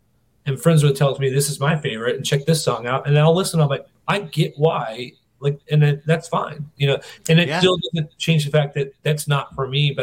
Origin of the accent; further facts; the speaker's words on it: North Carolina, United States; I was born in North Carolina